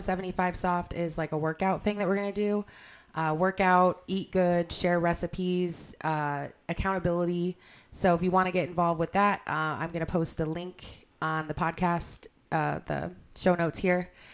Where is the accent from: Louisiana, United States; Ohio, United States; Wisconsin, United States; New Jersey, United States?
Ohio, United States; Cleveland; we're from Cleveland.